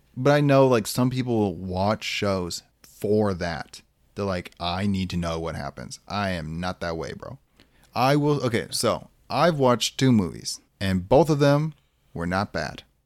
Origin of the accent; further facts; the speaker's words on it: Lake Michigan, Midwest, United States; We grew up around Lake Michigan.